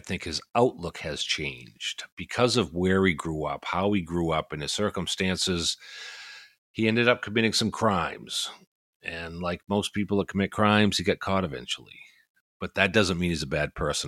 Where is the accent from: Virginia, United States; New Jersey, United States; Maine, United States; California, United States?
Maine, United States; I don't think that I have a huge accent, but I am from this place called Maine.